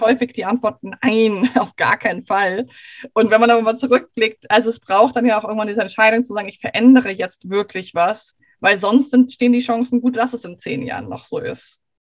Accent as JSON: {"language": "German", "region": "Hamburg", "country": "Germany", "tie": "born or raised there", "said": "gebürtige Hamburgerin, aber gerade sage ich aus Schweden Hallo"}